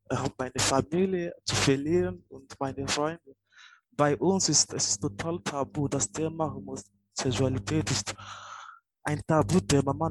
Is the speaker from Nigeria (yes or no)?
yes; Nigeria; now in Germany; ich komme aus Nigeria und ich bin seit zwei Jahren in Deutschland.